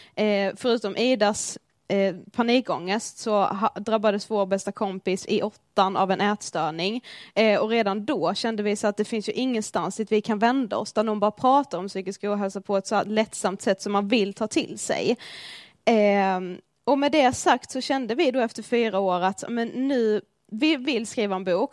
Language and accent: Swedish; Blekinge, Sweden; moved away as an adult; also born or lived in Karlshamn; now in Stockholm, Sweden; vi kommer från Blekinge. Ja, det hör ni ju.